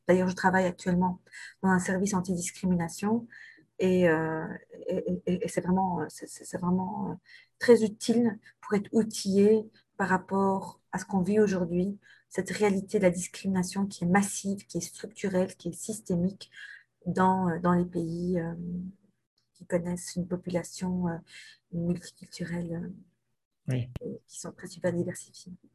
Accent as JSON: {"language": "French", "town": "Brussels", "region": "Brussels-Capital Region", "country": "Belgium", "tie": "born or raised there", "said": "je suis bruxelloise depuis toujours, en fait, parce que non seulement je, je suis née à Bruxelles"}